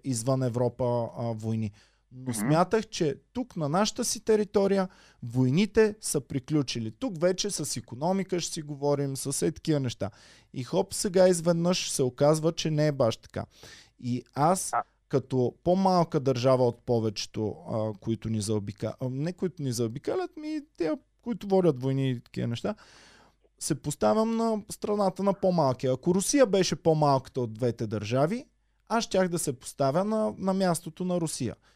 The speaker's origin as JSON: {"language": "Bulgarian", "country": "Bulgaria", "said": "аз като българин"}